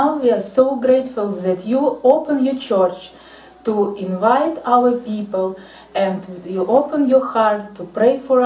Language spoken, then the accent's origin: English; Ukraine; I'm from Ukraine.